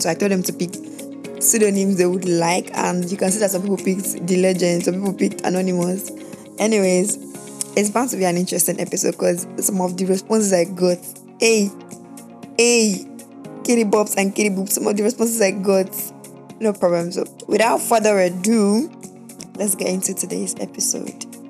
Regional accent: Nigeria; I'm a Nigerian, born and bred in Nigeria

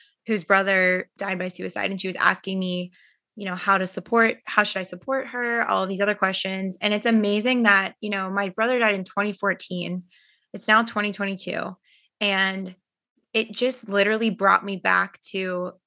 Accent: Pittsburgh, Pennsylvania, United States; I was born in Pittsburgh, Pennsylvania

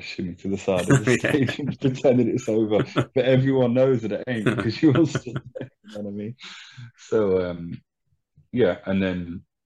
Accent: Leicester, East Midlands, United Kingdom; moved away as an adult; now in France; I'm from Leicester myself, it's a place where I played my very first show ever

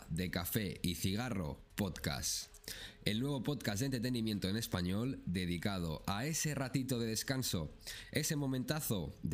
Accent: Spain; now in Kuwait; yo que vengo de España, la verdad es que lo, noto bastante.

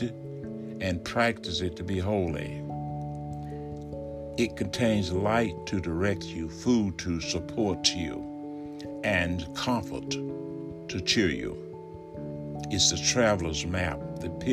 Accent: Alabama, United States; moved away; I am in my home state of Alabama, recording from my study in the community of which I grew up

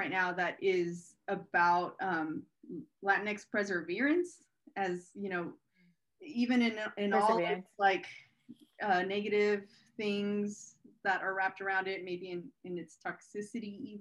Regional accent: Robstown, Texas, United States; growing up in Robstown

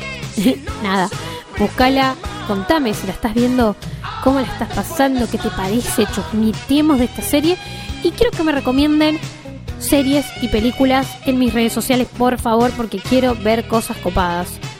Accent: San Martín, Mendoza, Argentina; soy de Mendoza, San Martín, Mendoza

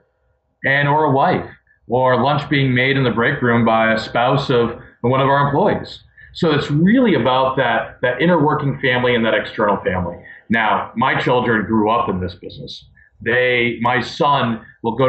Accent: Maine, United States; also born or lived in Baltimore, Maryland; Moved to Maine when I was 7.

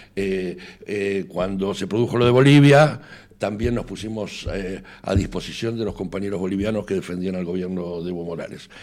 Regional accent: Argentina; now in Spain; tanto él como yo tenemos nacionalidad española, o sea, no contaríamos como argentinos

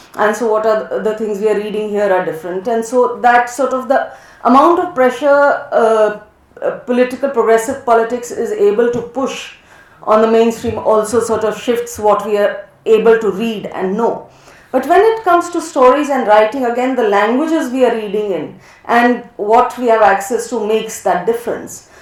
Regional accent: Rajasthan, India; I grew up a lot in Western India, mainly Rajasthan

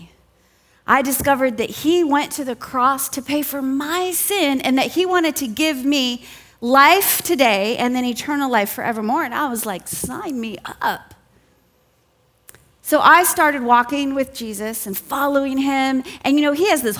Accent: Southern California, United States; I grew up in Southern California

